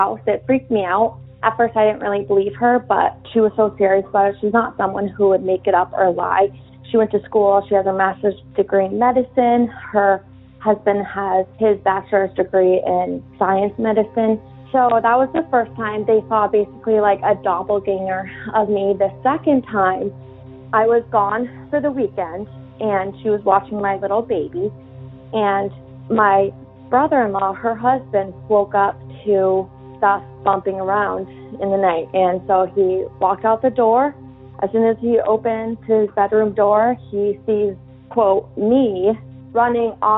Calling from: New Hampshire, United States; I'm calling from New Hampshire

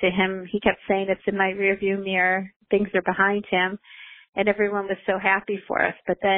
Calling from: Greensboro, North Carolina, United States; I'm calling from Greensboro, North Carolina.

